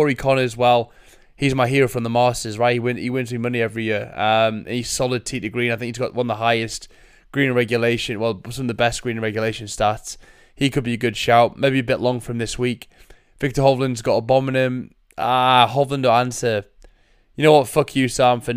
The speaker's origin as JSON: {"language": "English", "region": "England", "country": "United Kingdom", "said": "I'm English."}